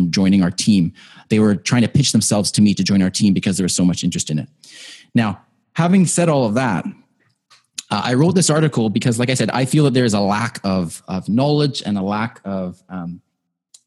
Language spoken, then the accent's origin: English; Canada; I am very proud of that as a Canadian